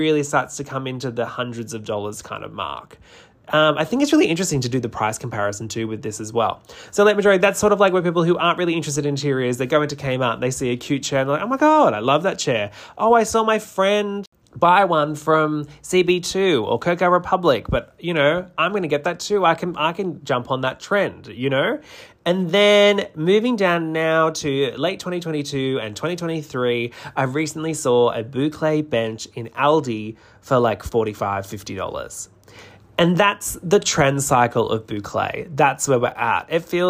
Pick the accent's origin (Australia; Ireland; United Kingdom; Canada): Australia; New South Wales; now in Melbourne, Australia; Like, I'm originally from New South Wales and moved down to Melbourne